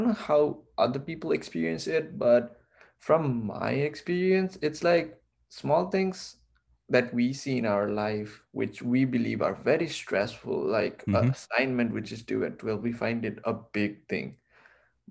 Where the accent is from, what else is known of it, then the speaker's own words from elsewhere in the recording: Kathmandu, Bagmati, Nepal; moved away; I am originally from Kathmandu, Nepal